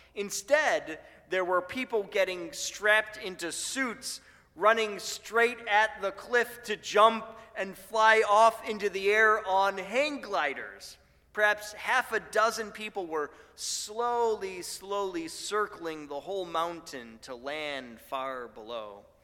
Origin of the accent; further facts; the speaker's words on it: Buffalo, New York, United States; moved away; where I grew up in Buffalo